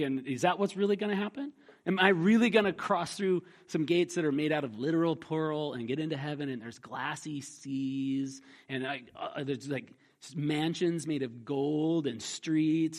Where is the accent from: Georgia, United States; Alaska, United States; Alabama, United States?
Alaska, United States; a kid growing up in Alaska